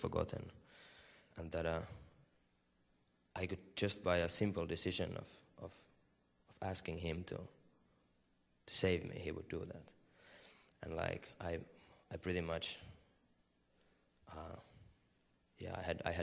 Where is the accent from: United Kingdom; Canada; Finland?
Finland; I'm from Finland.